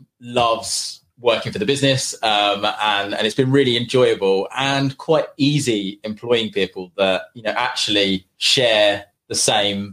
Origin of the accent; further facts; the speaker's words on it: St Ives, East of England, United Kingdom; also born or lived in London; I grew up in St. Ives. So I went to school at St. Ivo